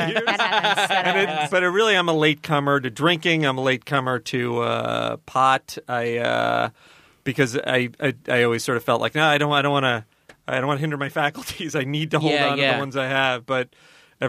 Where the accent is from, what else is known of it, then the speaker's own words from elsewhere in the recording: New York City, New York, United States; I was born in Manhattan, so it's even more in my bones